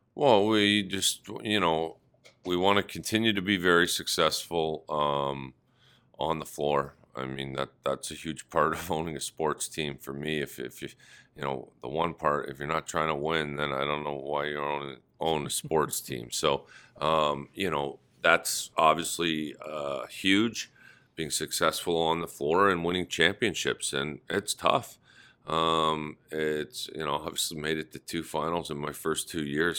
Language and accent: English; Toronto, Ontario, Canada; it had to be in my hometown